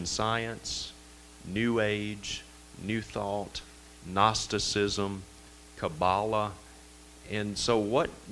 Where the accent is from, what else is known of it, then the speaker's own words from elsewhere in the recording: Vicksburg, Mississippi, United States; my hometown of Vicksburg, Mississippi. You can probably tell I got a little bit of an accent. I'm originally from Mississippi